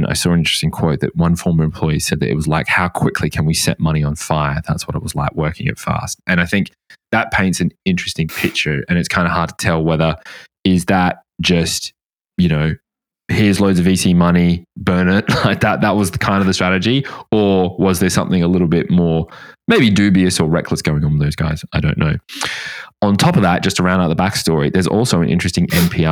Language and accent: English; Australia; now in United Kingdom; I'm from Oz